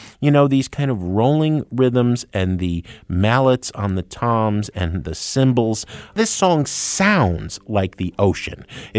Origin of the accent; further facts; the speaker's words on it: New Jersey, United States; You know, Greg, I grew up in New Jersey, so going down the shore, as we call it, right?